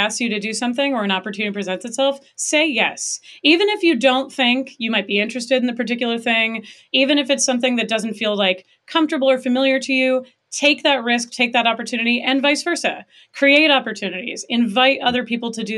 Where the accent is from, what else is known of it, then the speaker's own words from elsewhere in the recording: Pacific Northwest, United States; I did a lot growing up in the Pacific Northwest